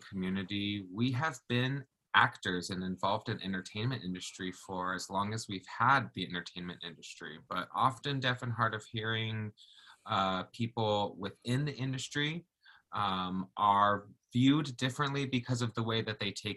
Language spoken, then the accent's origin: English; Jamaica; now in Oregon, United States; I was born in Jamaica.